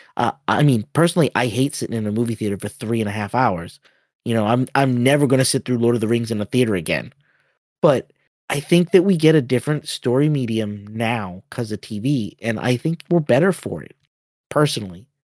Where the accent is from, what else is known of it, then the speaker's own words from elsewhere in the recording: Boston, Massachusetts, United States; I'm from Boston